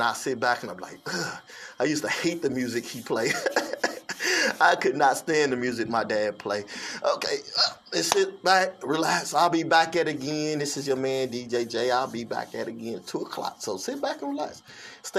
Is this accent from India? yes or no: no; St. Louis, Missouri, United States; I'm from the Lou, St. Louis